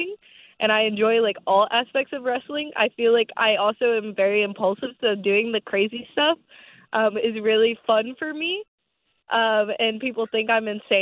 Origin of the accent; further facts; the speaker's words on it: Louisville, Kentucky, United States; So I'm from Louisville, Kentucky, but I actually got trained in Jeffersonville, Indiana